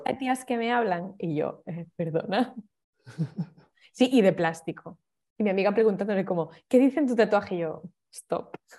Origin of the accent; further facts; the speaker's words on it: Navia, Asturias, Spain; moved away as an adult; also born or lived in Oviedo / Barcelona; now in Berlin, Germany; En mi pueblo había una, así más discoteca, que, porque el resto era, claro, eran todo pubs